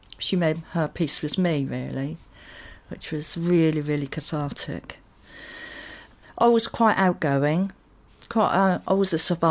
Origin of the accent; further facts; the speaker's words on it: Totton, South East England, United Kingdom; I grew up in Totten, near the New Forest